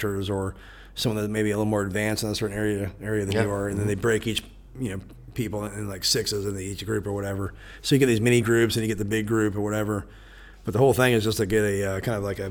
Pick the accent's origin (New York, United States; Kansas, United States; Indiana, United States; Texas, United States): Kansas, United States; Topeka; It's my hometown.